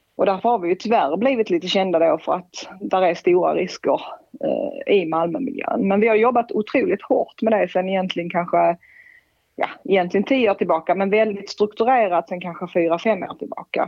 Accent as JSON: {"language": "Swedish", "country": "Sweden", "said": "vi kanske som svenskar är lite annorlunda"}